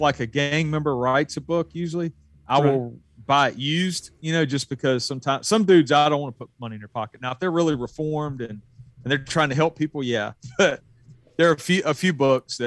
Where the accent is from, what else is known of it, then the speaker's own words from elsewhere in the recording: the South, United States; I was born and raised here. I went in the Army and left for a couple of years. But for the most part, man, I've spent most of my life in the South